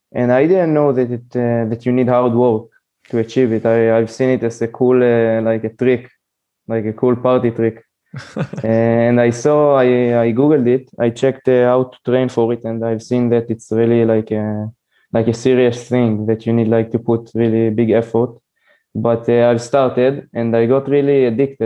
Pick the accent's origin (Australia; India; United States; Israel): Israel; I'm from Israel